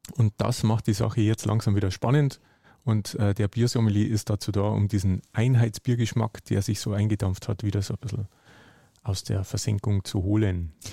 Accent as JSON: {"language": "German", "area": "Hallertau", "region": "Bavaria", "country": "Germany", "tie": "born or raised there", "said": "die Nähe zu Bier war mir irgendwo schon immer äh, auch durch meine Heimat gegeben. Also ich komme aus der Hallertau, der Hopfenanbaugegend"}